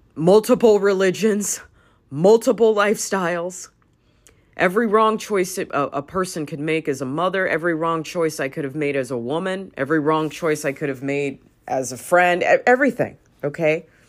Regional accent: Los Angeles, California, United States; I grew up in Hollywood

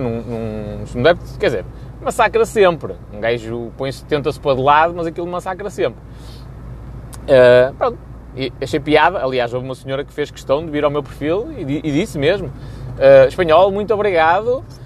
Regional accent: Rebordosa, Norte, Portugal; eu sou de Robordosa

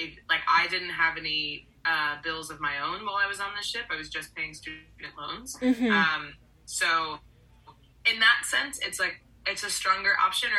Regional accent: Orlando, Florida, United States; I grew up in Orlando, Florida.

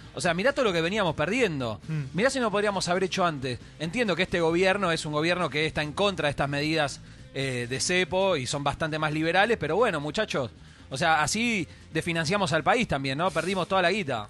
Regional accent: Argentina

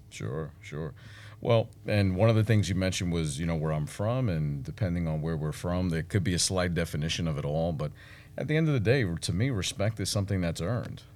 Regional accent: New York City, New York, United States; moved away as an adult; also born or lived in Washington, D.C.; now in Texas, United States; I was no different than anyone else growing up in Brooklyn

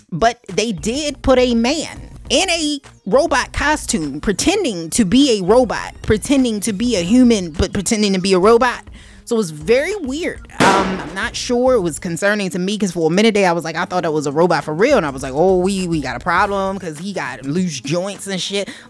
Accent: Canada; You would think, you know, being a Canadian, Canadians usually be nice

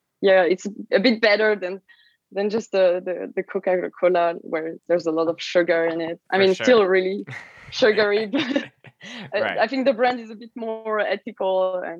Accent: Switzerland; English is a second language; We're from Switzerland, based in Lausanne, in the west side of the country

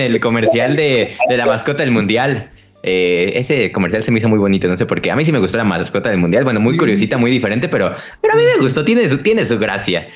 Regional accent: Mexico

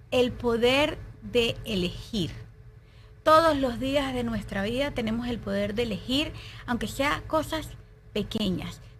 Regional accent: Venezuela; moved away; yo me vine de Venezuela hace tres años y el primer año de mi vida yo no sabía, pero yo estaba viviendo un luto.

